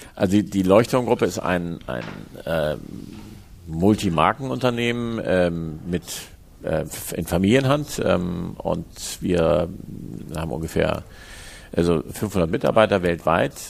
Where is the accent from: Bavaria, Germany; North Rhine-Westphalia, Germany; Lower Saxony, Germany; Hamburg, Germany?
Hamburg, Germany; Ich bin in Hamburg geboren und am, am Stadtrand im, im, Osten von Hamburg bin ich aufgewachsen, aber in Hamburg zur Schule gegangen